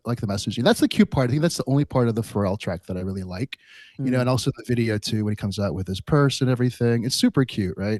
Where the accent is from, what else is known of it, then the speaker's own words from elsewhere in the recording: Los Angeles, California, United States; I grew up in Los Angeles